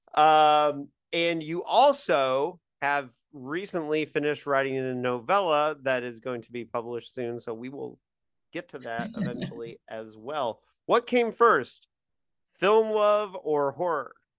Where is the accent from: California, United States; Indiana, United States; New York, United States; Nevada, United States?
Indiana, United States